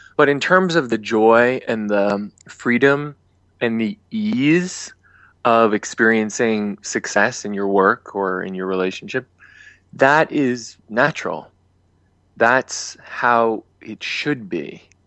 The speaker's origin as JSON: {"language": "English", "town": "Boston", "region": "Massachusetts", "country": "United States", "also_born_or_lived": "New York", "moved": "as an adult", "said": "I'm from Boston"}